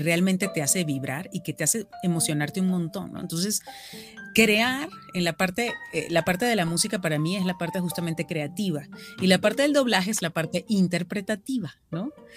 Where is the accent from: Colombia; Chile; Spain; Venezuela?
Venezuela; accent: Venezuelan; now in Mexico; mi acento venezolano